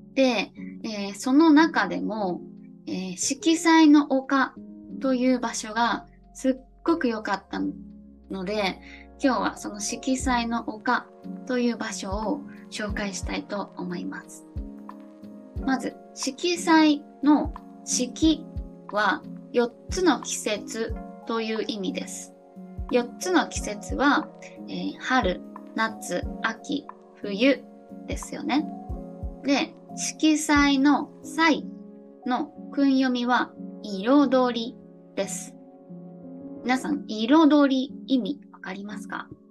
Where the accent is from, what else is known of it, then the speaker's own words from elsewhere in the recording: Toyama, Japan; 7月は地元の富山県で夏を過ごしました。